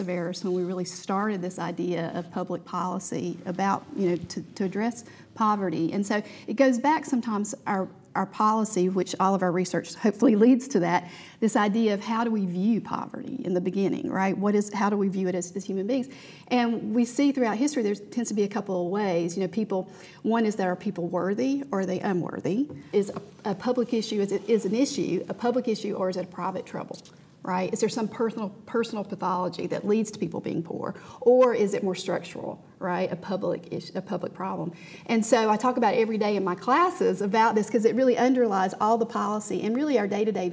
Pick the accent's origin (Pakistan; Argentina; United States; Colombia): United States; Georgia; I grew up in Georgia, yeah. And I grew up impoverished. I lived in public housing in Georgia.